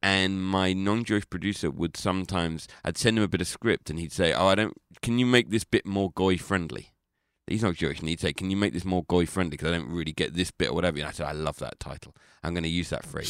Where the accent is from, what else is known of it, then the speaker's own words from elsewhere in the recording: London, United Kingdom; I'm from London